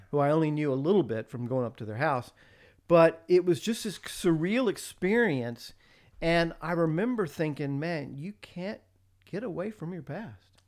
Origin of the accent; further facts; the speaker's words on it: the South, United States; moved away as an adult; grew up in the South, lived in the South all my life